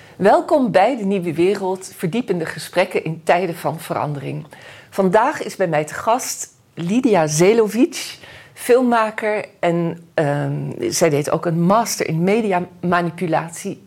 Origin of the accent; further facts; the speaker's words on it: Netherlands; als geboren Nederlandse